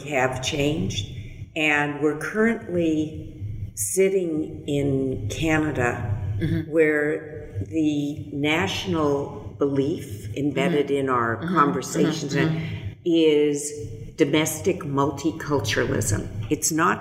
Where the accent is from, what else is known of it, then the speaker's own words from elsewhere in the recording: California, United States; I was born in California. I was born in a very privileged part of the world.